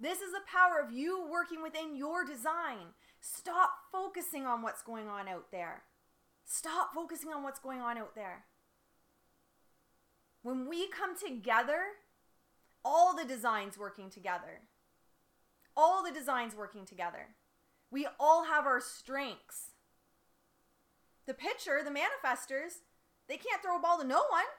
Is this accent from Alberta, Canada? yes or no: no; Windsor, Ontario, Canada; moved away; also born or lived in Detroit, Michigan; I grew up in Windsor, spent most of my life in Detroit.